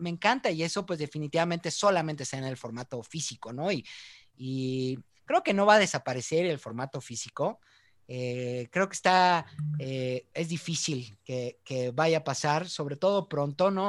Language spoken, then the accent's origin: Spanish; Mexico; somos mexicanos